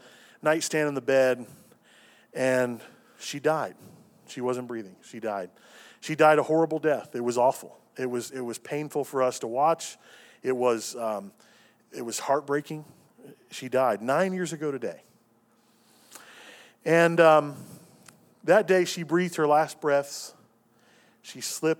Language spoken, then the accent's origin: English; Cincinnati, Ohio, United States; moved away as an adult; also born or lived in Tennessee; I moved from Cincinnati to Tennessee to go through my first year at Lee